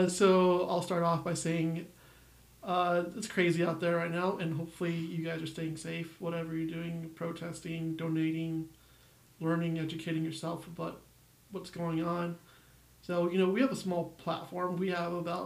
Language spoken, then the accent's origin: English; United States; I'm Mexican American